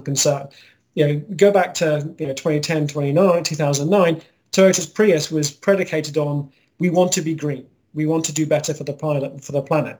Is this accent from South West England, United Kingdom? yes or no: no; Scotland, United Kingdom; now in Texas, United States; I'm Scottish